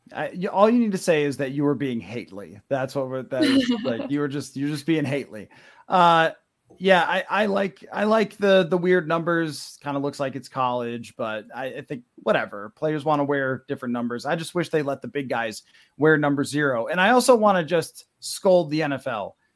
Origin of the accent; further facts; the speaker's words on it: Buffalo, New York, United States; I'm from Buffalo